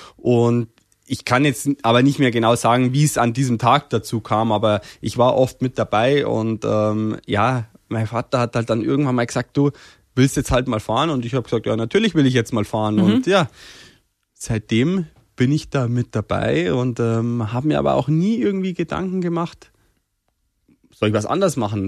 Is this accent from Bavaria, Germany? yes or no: yes; Berchtesgaden, Bavaria, Germany; accent: Bavarian; also born or lived in Sonneberg, Thuringia; ich bin eigentlich quasi hier aufgewachsen, ähm, ja, in Bayern aufgewachsen